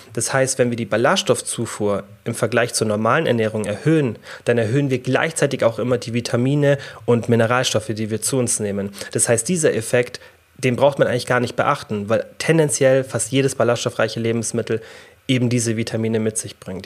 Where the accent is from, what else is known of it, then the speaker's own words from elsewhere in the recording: Germany; bei uns in Deutschland